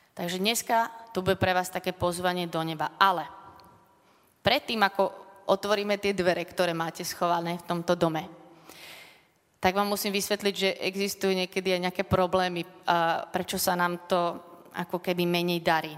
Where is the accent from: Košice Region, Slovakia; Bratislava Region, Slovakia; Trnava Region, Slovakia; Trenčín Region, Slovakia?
Bratislava Region, Slovakia; Bratislava; Som také dievča z Lamača